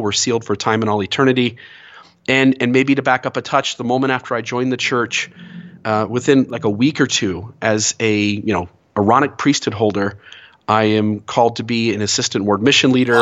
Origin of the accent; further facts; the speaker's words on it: Sandusky, Ohio, United States; moved away as an adult; now in Santa Clara, United States; born and raised in Sandusky, Ohio